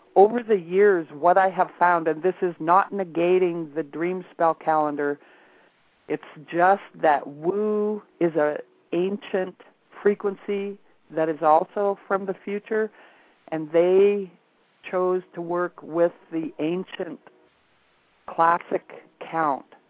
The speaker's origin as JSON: {"language": "English", "region": "Montana", "country": "United States", "tie": "born or raised there", "also_born_or_lived": "Alaska", "moved": "yes", "said": "I happened to be back in Montana, which is where I was born and raised."}